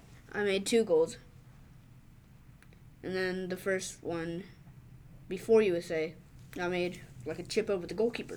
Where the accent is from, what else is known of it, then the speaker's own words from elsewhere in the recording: Finland; I'm actually from Finland